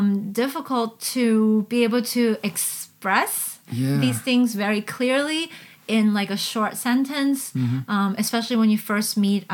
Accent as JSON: {"language": "English", "country": "China", "tie": "born there", "also_born_or_lived": "Canada / Hong Kong", "said": "as soon as I say, I was born in China, this sometimes I feel like the person doesn't hear anything else afterwards."}